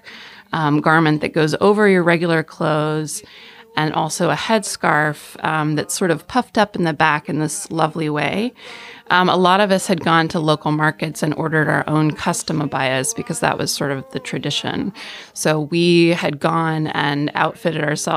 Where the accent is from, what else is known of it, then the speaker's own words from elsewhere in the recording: Georgetown, Texas, United States; I am from Georgetown, Texas, which is just north of Austin.